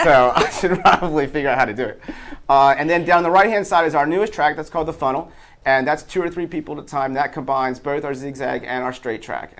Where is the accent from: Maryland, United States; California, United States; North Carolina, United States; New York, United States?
Maryland, United States; Baltimore